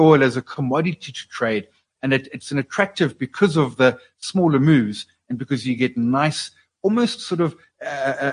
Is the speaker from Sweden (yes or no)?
no; South Africa; as a South African investor